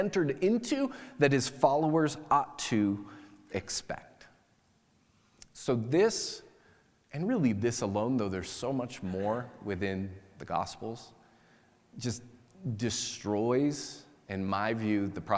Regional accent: United States; by nature of being American

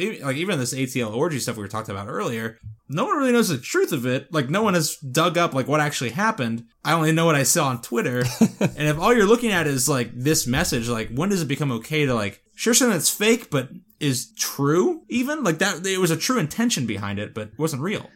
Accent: South Florida, United States; growing up in South Florida

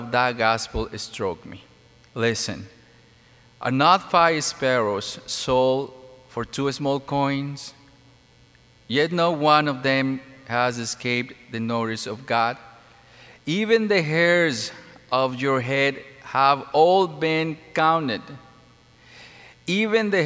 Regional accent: Mexico; moved away; No, I'm not from Philippines. I'm from Mexico

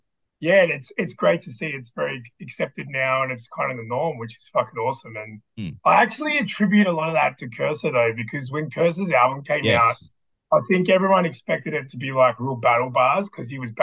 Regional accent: Sydney, New South Wales, Australia; I'm from Sydney.

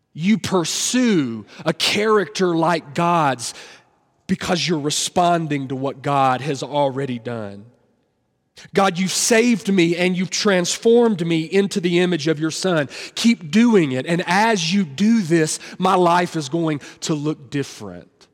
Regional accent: Tennessee, United States; I'm from Tennessee

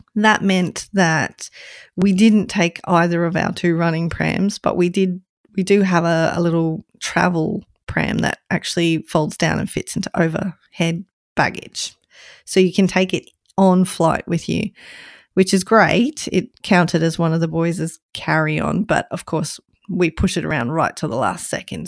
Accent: Queensland, Australia; my home state of Queensland.

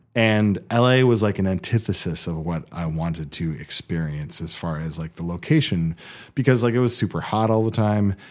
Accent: Seattle, Washington, United States; also born or lived in Bellingham, Washington / Los Angeles; I was born in Seattle. When I was eleven, I moved to the Bellingham area, then moved back to Seattle about six years ago

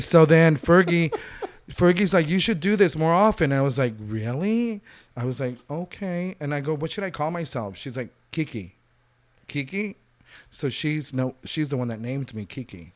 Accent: Inglewood, California, United States; also born or lived in Cali, Colombia / Miami; started school in Inglewood up until, like, sixth or seventh grade

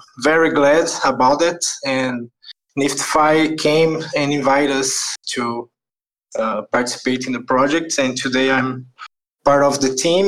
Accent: Brazil; I'm from Brazil also.

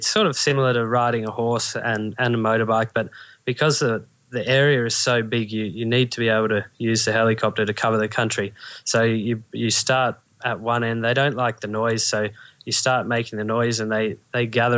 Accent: Australia; I'm from Australia

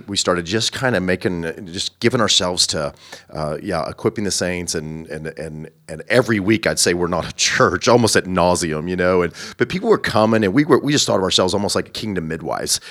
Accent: Southern Illinois, United States; moved away as an adult; also born or lived in Bolivar, Missouri; now in Kansas, United States; I'm from Southern Illinois

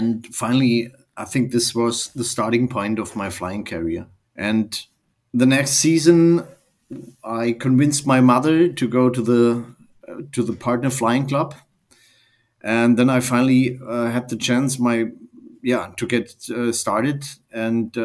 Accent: Germany; I'm from Germany.

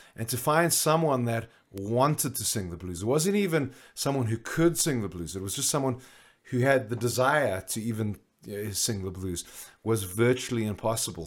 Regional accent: Johannesburg, Gauteng, South Africa; I grew up in Johannesburg

